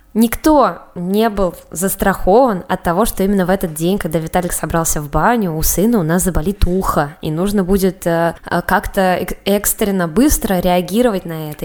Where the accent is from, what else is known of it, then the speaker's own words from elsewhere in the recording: Samara, Samara Oblast, Russia; also born or lived in Moscow; мне 25 лет, я родом из Самары